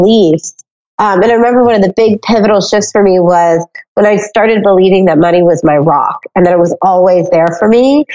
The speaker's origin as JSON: {"language": "English", "town": "Cincinnati", "region": "Ohio", "country": "United States", "tie": "born or raised there", "said": "I grew up in Cincinnati, Ohio"}